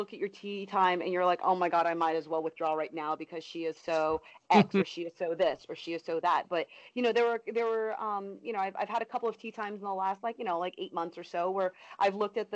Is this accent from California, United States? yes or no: yes; California, United States; now in Florida, United States; where I grew up in California